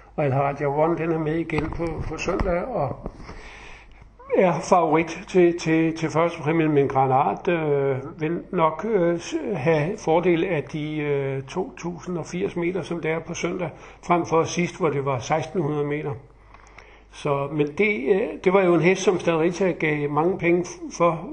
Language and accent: Danish; Funen, Southern Denmark, Denmark; jeg er jo Fynbo